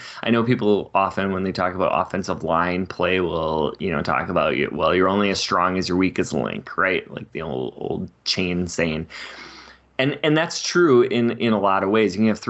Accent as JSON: {"language": "English", "region": "California", "country": "United States", "accent": "California", "said": "It's my California accent."}